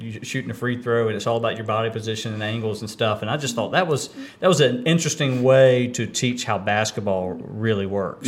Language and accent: English; Kinston, North Carolina, United States; I grew up here in Kinston